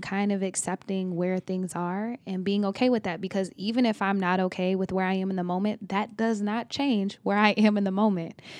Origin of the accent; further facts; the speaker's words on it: Oklahoma, United States; I'm from Oklahoma